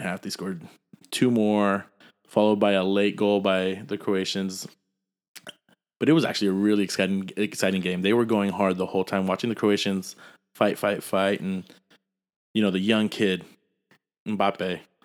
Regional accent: San Jose, California, United States; we grew up in San Jose.

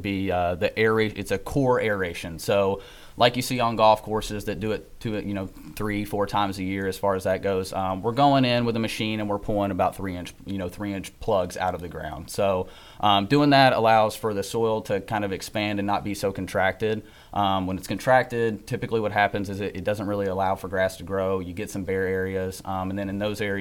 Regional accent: Nicholasville, Kentucky, United States; I'm from Nicholasville, Kentucky.

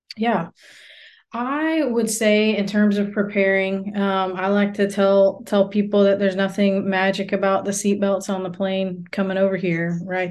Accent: United States; moved away as an adult; now in South Asia; as an American

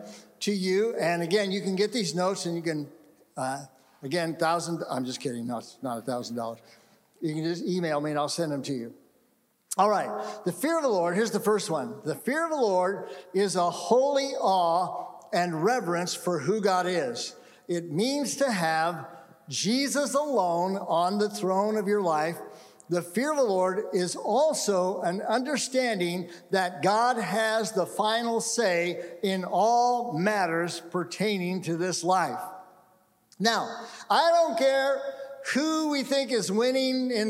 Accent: California, United States; moved away; also born or lived in Seattle; I grew up in California, went away for 39 years, and came back to California

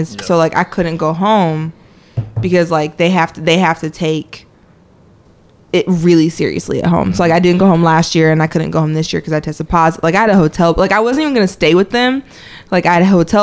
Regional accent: Southern Indiana, United States; moved away as an adult; now in Tennessee, United States; Southern Indiana

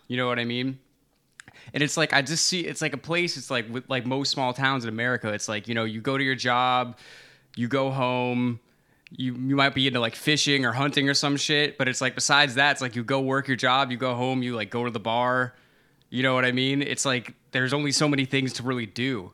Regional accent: Florida, United States; now in New York, United States; I'm from Florida

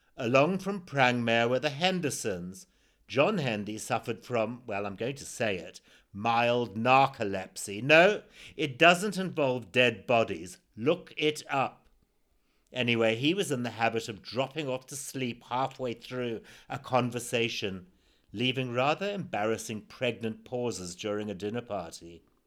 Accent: Zimbabwe; born or raised there

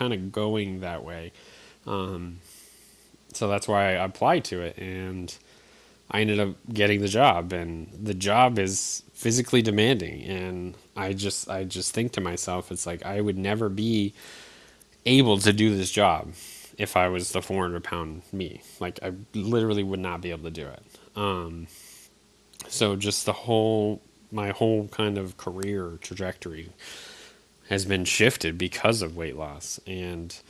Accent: Eastern Connecticut, United States; moved away; I grew up in Connecticut, Eastern Connecticut

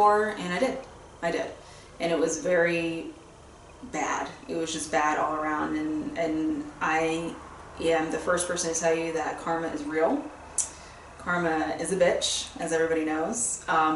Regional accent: Fort Lauderdale, Florida, United States; I grew up in South Florida, Fort Lauderdale area

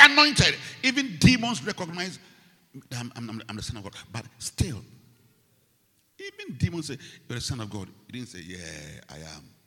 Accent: Ghana; I come from Ghana

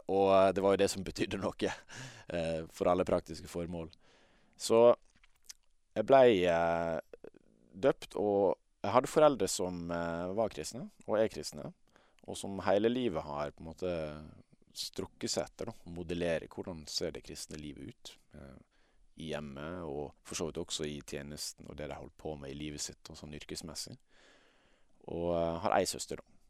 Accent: Møre og Romsdal, Norway; accent: Sunnmøre dialect; men jeg kjenner meg jo kanskje mest som vestlending, og det hører du kanskje på dialekta også. Eh, det, det er mest sunnmørsdialekt

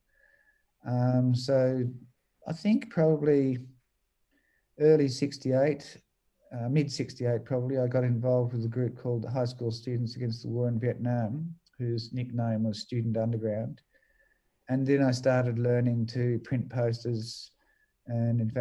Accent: Australia

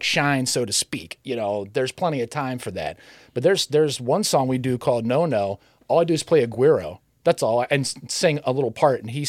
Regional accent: Maryland, United States; moved away as an adult; also born or lived in Youngstown, Ohio; now in Cleveland, United States; I'm originally from Maryland. I grew up there

